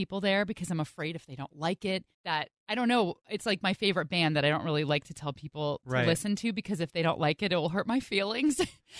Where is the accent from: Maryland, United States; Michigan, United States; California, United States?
California, United States; Bay Area; also born or lived in Chico; I'm from the Bay Area, but I went to school in Chico.